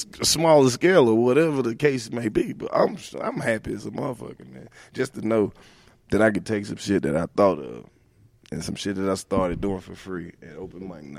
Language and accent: English; Oxford, Mississippi, United States; I'm the only person from Oxford, Mississippi that do the shit that I do.